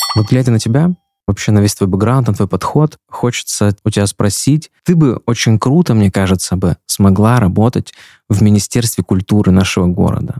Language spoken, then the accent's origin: Russian; Omsk, Omsk Oblast, Russia; moved away as an adult; now in Yekaterinburg, Russia; я из Омска сам